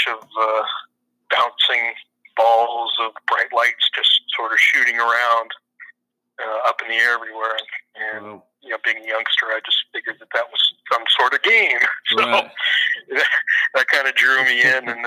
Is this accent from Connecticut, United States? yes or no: no; Southern California, United States; moved away; I'm originally from the West Coast, Left Coast, some refer to it, Southern California primarily